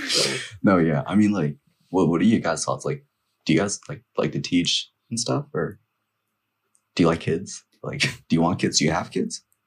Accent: Northern Virginia, United States; also born or lived in Nepal; growing up here, um, especially in elementary school

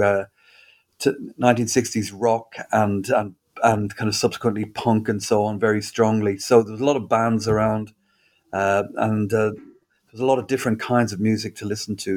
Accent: Dublin, Leinster, Ireland; moved away as an adult; That's right, Jess. I grew up in Dublin, and I lived there until I was about 20.

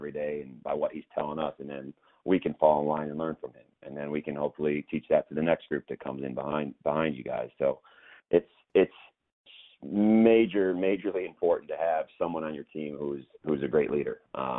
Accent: Chicago, Illinois, United States; moved away as an adult; growing up in Chicago in the Midwest

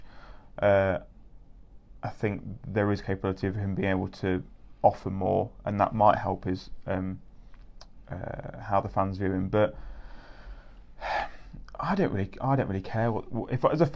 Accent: England, United Kingdom; as English fans

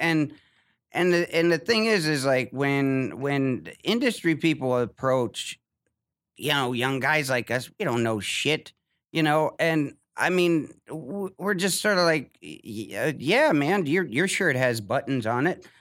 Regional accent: Ohio, United States; moved away as an adult; I'm from Ohio

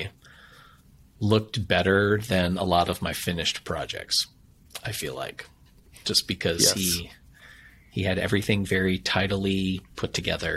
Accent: Wisconsin, United States; I'm from Wisconsin

